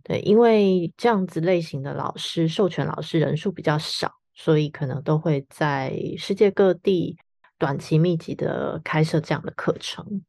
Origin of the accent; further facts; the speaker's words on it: Taiwan; 我们台湾人